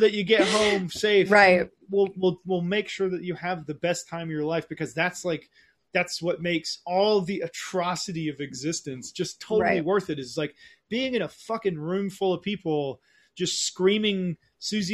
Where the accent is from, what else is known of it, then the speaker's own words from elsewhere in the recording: Oglethorpe County, Georgia, United States; also born or lived in Berlin, Germany / California; I grew up in Oglethorpe County, Georgia